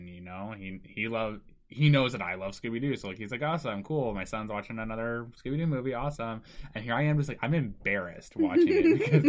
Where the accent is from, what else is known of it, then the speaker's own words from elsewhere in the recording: Japan; born there; Fun fact, if I've never brought this up, I was born in Japan.